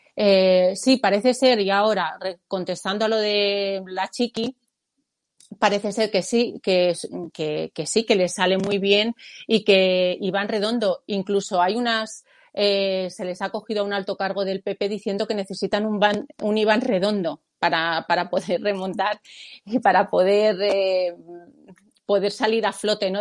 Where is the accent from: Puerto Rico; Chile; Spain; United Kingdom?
Spain; forma parte de nuestra de nuestro ser, ¿no? Como, como españoles